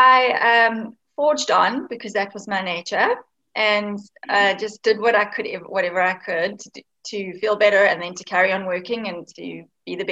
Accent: Cape Town, Western Cape, South Africa; I'm actually from Cape Town in South Africa

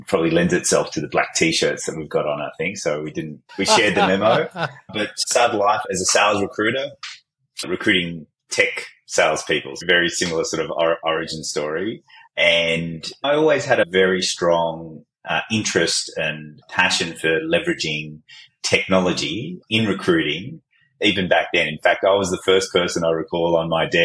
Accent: Fairfield, Bonnyrigg and Liverpool, New South Wales, Australia; also born or lived in Baghdad, Iraq; I was born in Baghdad in Iraq, and we escaped the Iraq-Iran war in the 70s and were fortunate enough to be able to come to Australia as refugees back in 1976. So I grew up in the south of Fairfield and Bonnyrigg and Liverpool

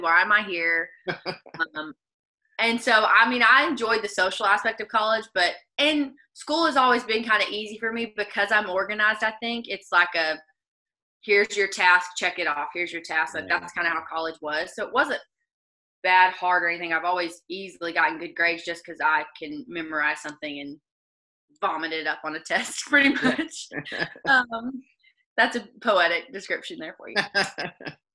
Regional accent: Arkansas, United States; accent: Arkansas; southern; moved away as an adult; now in Nashville, United States; with my Arkansas accent, you could imagine how great I speak Spanish

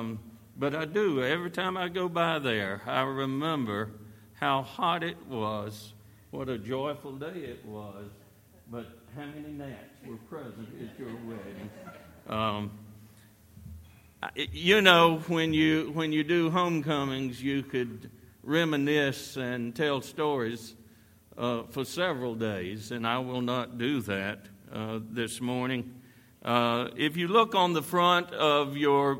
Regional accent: York, South Carolina, United States; I was born and raised over in York

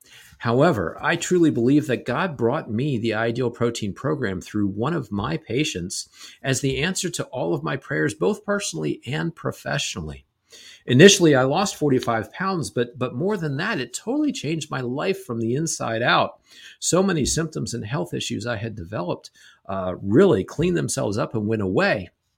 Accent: Canada; accent: Canadian; My Canadian accent coming back from upstate New York.

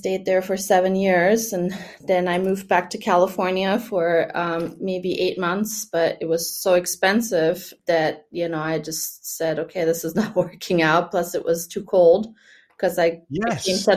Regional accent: Germany; first language German; English is a second language; now in Florida, United States; I grew up in Germany

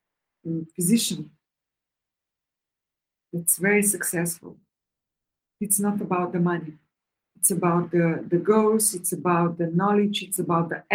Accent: Slovenia; moved away as an adult; now in Cyprus; I really love Slovenia a lot. It's still my homeland, you know. I was born there

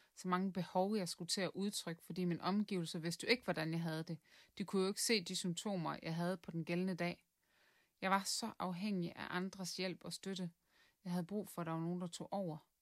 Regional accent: Southern Jutland, Southern Denmark, Denmark; moved away as an adult; now in Viborg, Denmark; Jeg kommer fra Sønderjylland

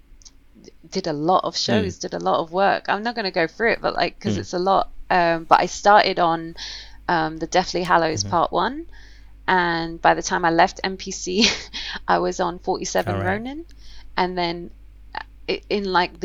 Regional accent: London, United Kingdom; I was born and raised in London, Camden Town.

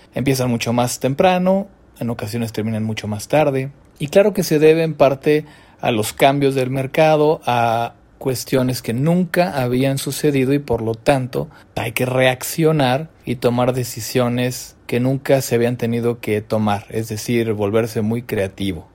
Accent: Mexico; nosotros quizá más en México porque estamos acostumbrados a apapacharnos

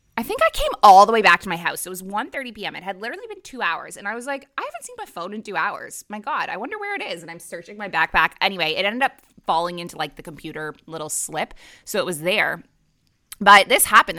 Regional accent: Canada; moved away as an adult; also born or lived in Middle East; now in Bali, Indonesia; I'm a Canadian who moved across the world to the Middle East at age twenty-three, and I never went back

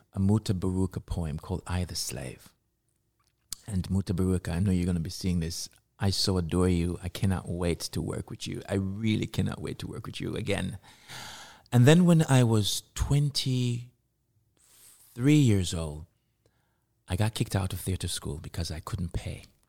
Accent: Kingston, Jamaica; moved away as an adult; I was born in Kingston, Jamaica, and I was raised in Jamaica

